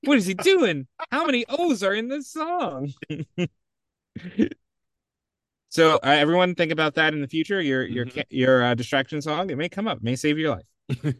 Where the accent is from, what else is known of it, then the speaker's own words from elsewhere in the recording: California, United States; I'm from California.